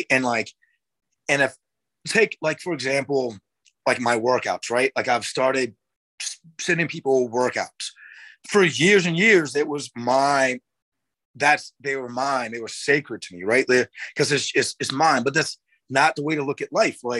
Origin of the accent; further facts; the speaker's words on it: North Carolina, United States; accent: southern; i'm from an itty-bitty small town in north carolina right like i don't have my southern accent anymore but if you hear me talk to my sister you could very you'll very much hear a thick southern accent